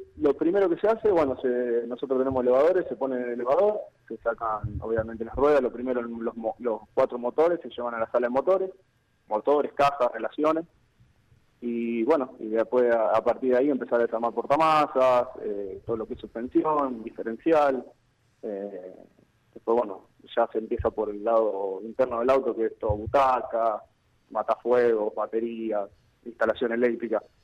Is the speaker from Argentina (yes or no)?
yes; Venado Tuerto, Santa Fe, Argentina; yo soy de acá de Venado Puerto eh, salido de un colegio industrial.